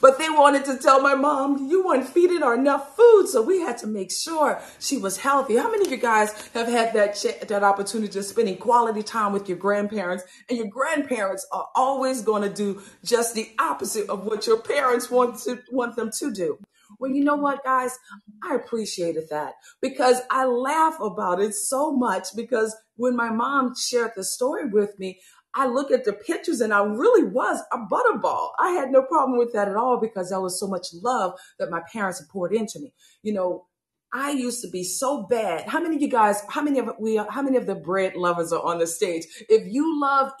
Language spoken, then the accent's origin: English; New Orleans, Louisiana, United States; growing up from New Orleans, Louisiana